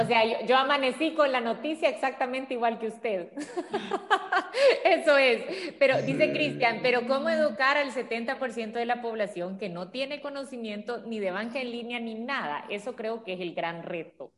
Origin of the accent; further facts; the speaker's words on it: El Salvador; nosotros como salvadoreños